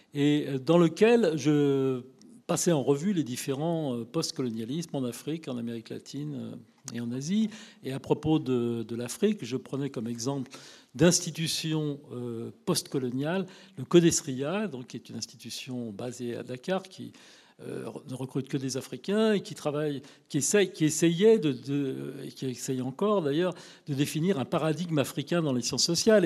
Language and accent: French; France; je suis de nationalité française, je suis né en France, mais je suis issu d'une famille française depuis des lustres